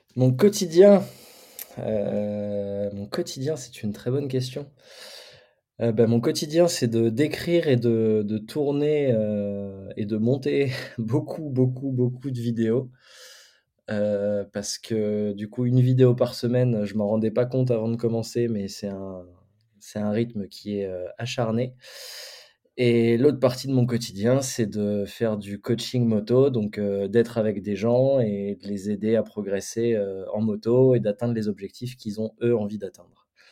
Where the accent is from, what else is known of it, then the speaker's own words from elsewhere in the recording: Champagne, Grand Est, France; on vient de la Champagne